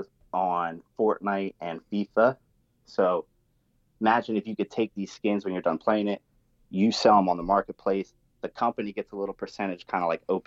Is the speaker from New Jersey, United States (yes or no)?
yes; New Jersey, United States; I'm from Jersey. So I talk like a little bit different with a little bit of slang, a little bit of foul mouth